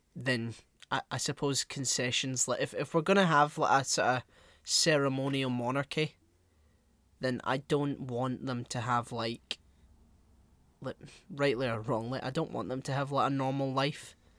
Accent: Glasgow, Scotland, United Kingdom; I'm some dickhead from Glasgow

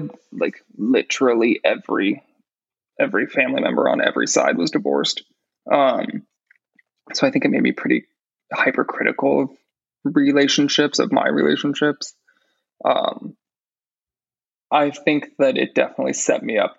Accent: Cardiff-by-the-Sea, California, United States; also born or lived in New York; now in Los Angeles, United States; Cardiff by the Sea, my hometown

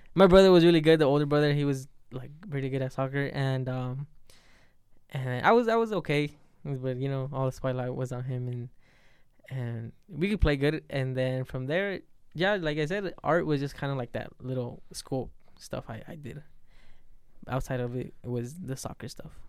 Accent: Las Vegas, Nevada, United States; also born or lived in Puebla, Mexico; when I was three, I came here to, to U S, to Vegas. It's, I think, yeah, it's the first, pretty much where I grew up

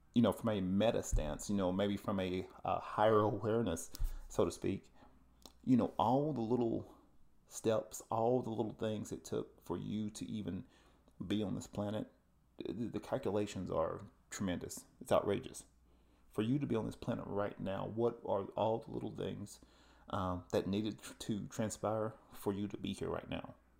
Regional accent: Tennessee, United States; moved away; I'm originally from the South and, uh, from the Tennessee area

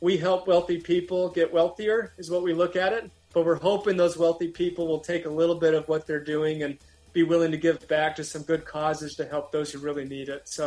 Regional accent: Amarillo, Texas, United States; now in Utah, United States; I grew up in Amarillo, Texas.

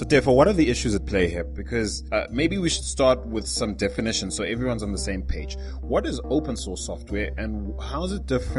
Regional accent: Zimbabwe; there's a lot to love about Zimbabwe, and I'm not just saying that because it's my home country.

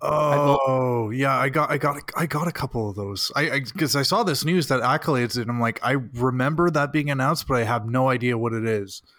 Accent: Burlington, Ontario, Canada; my hometown of Burlington

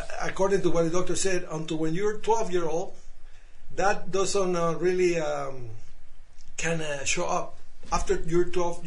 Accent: Panama; now in Canada; I grew up in Panama, Central America

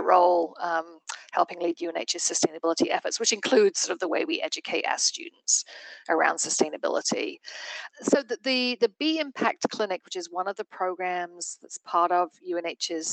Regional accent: England, United Kingdom; moved away as an adult; also born or lived in London / Barcelona, Spain; now in New Hampshire, United States; I did not grow up in the United States. I grew up in England

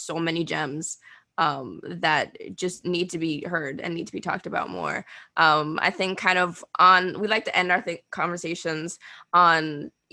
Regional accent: Bahamas; moved away; I'm going home next week. I'm going back. I'm from the Bahamas.

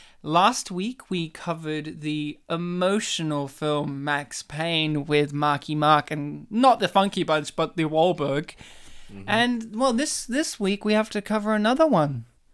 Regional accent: Poland; because we're spitting Polish, likingly, because while we're spitting, we're both Polish.

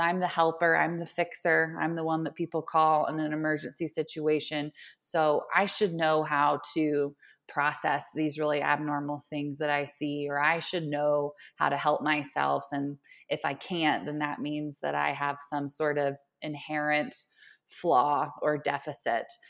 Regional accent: Oklahoma City, Oklahoma, United States; moved away as an adult; now in Denver, United States; I am originally from Oklahoma, Oklahoma City. and, uh, born and raised until I made the jump to Colorado

